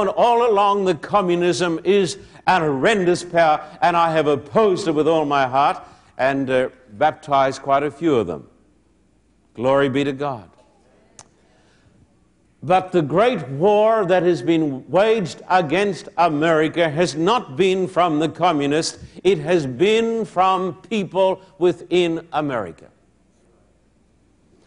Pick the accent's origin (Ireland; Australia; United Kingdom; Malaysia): Australia; moved away as an adult; now in United States; I'm an Australian